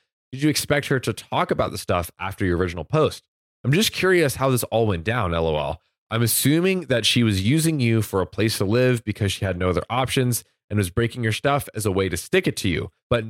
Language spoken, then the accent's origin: English; Florida, United States; I'm from Florida.